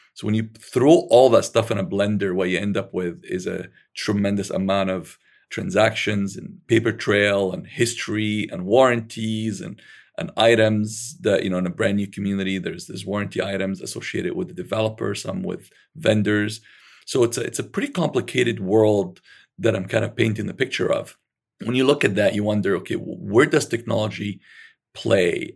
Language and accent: English; Alexandria, Alexandria Governorate, Egypt; I was born in Alexandria, Egypt